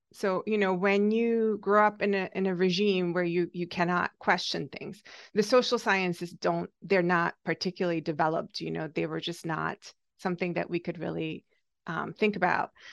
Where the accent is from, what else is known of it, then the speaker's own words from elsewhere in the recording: Hungary; moved away as an adult; now in United States; so I am Hungarian, I grew up in Hungary, um, still under the Soviet occupation